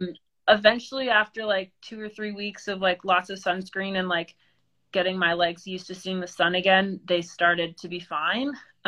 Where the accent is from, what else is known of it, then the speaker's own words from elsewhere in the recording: East Coast, United States; growing up on the East Coast and having hiked so many sections of it